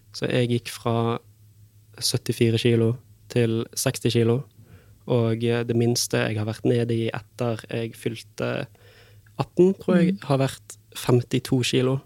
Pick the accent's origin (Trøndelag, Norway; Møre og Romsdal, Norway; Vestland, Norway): Vestland, Norway; Bergen; moved away as an adult; now in Fredrikstad, Norway; jeg er fra Bergen